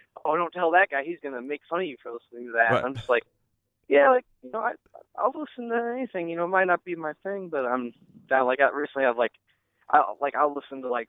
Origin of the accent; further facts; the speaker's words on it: Fremont, United States; This kid I grew up in Fremont with named Adam